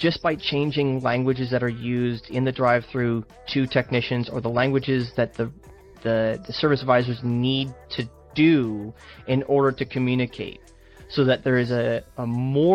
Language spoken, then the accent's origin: English; Canada; I'm Canadian